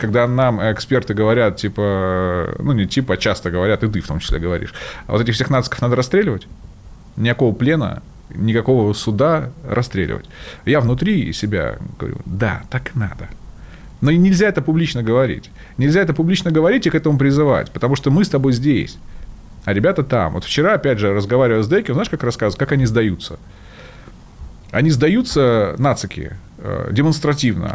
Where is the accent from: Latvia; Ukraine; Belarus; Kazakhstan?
Ukraine; Sevastopol; я же сам из Севастополя, много там людей знакомых